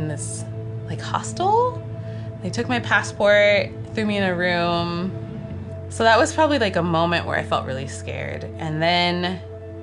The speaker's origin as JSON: {"language": "English", "town": "Boulder", "region": "Colorado", "country": "United States", "tie": "born or raised there", "moved": "as an adult", "lives_now": "Hawaii, United States", "said": "I'm originally from Boulder, Colorado. It's where I was born. And I grew up in Boulder County. So lived in Colorado for all of my life until I moved here 5.5 years ago"}